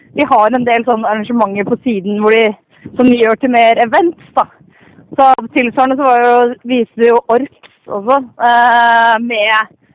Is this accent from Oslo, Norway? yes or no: yes; Oslo, Norway; moved away as an adult; now in Trondheim, Norway; jeg er, fra Oslo, så jeg er en Oslo-mann, men jeg har bodd i den byen her i fire og et halvt år nå.